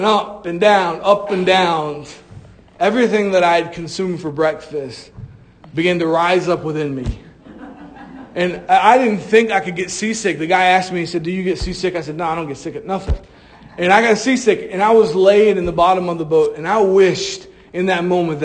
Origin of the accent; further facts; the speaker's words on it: Florida, United States; I'm from Florida